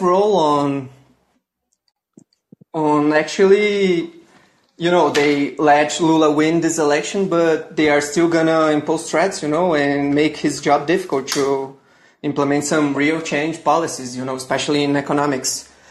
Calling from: Brazil; I'm calling in from Brazil.

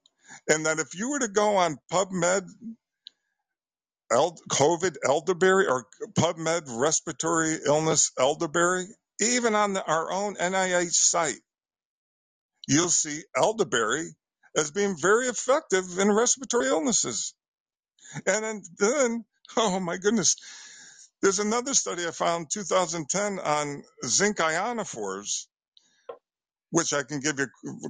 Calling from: Bridgeport, Connecticut, United States; I'm calling from Connecticut, the Bridgeport area.

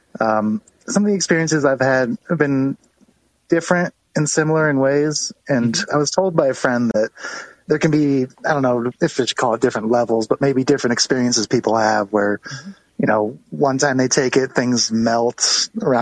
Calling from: Colorado, United States; I'm calling from Colorful, Colorado.

